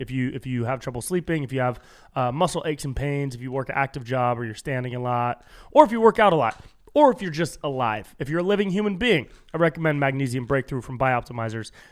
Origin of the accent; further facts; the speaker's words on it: Davis, California, United States; now in Los Angeles, United States; my hometown up in Davis